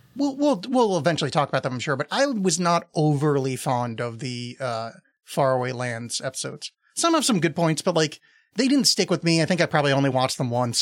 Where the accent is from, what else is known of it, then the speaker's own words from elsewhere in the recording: East Coast, United States; I was raised on the East Coast